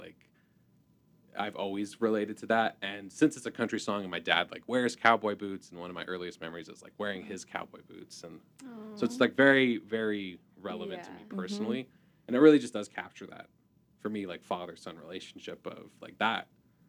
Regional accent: Alberta, Canada; I'm from Alberta, and it's like a very farmer oil.

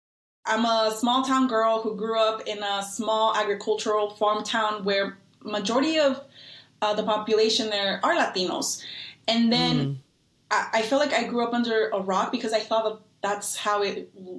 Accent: Eastern Washington, United States; born or raised there; also born or lived in Mexico / Durango, Mexico

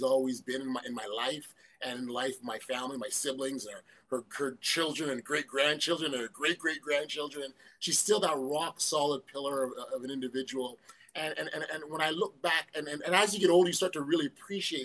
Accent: Toronto, Ontario, Canada; born and raised in Toronto, Canada. My roots, West Indian, Jamaican background

